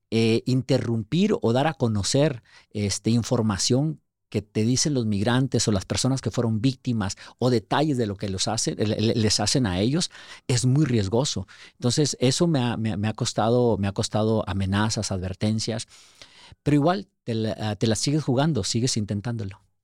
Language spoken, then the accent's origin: Spanish; Ciudad Juárez, Chihuahua, Mexico; moved away as an adult; also born or lived in Durango, Mexico; now in United States; nací en Durango y, este, viví gran parte de mi vida en Chihuahua, en Ciudad Juárez, la frontera con El Paso